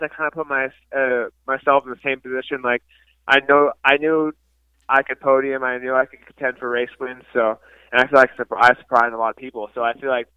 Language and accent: English; Illinois, United States; I grew up racing in Illinois